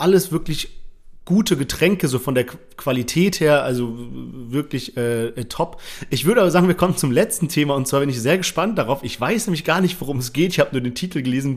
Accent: Germany; als Deutscher

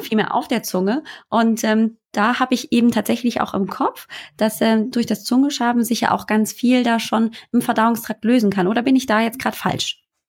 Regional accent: Germany; also born or lived in northern Germany; hier bei uns in Deutschland, sogar hier oben im Norden, wo es regnet

